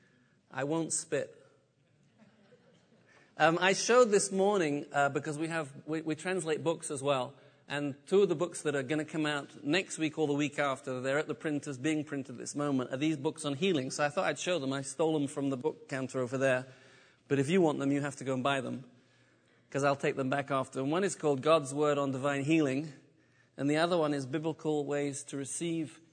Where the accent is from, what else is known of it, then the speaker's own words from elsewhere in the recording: United Kingdom; moved away as an adult; also born or lived in south of France; now in France; I'm British. Forgive me for my accent